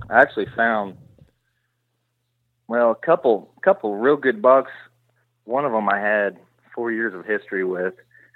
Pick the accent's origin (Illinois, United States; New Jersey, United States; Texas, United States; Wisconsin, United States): Illinois, United States; Yeah, I'm from West Central Illinois. I work as a correctional officer for a prison here, or a state prison here in Illinois. 32 years old, grew up working on a farm.